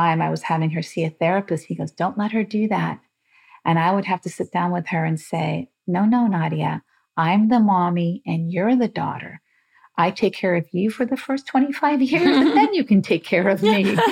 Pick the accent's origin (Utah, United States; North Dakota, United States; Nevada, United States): Nevada, United States; Las Vegas; also born or lived in Beirut, Lebanon; I grew up in Las Vegas because my father was in the casino business